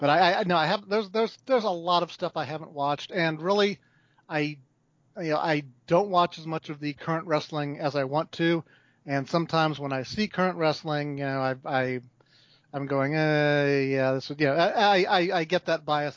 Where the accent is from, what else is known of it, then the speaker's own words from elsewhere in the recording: Fairfax, Virginia, United States; also born or lived in Pennsylvania / North Carolina; I grew up in Fairfax, Virginia